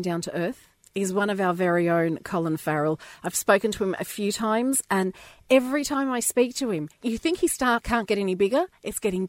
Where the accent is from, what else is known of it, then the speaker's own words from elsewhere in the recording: Melbourne, Victoria, Australia; now in Ireland; I'm just from, like, the northern suburbs of Melbourne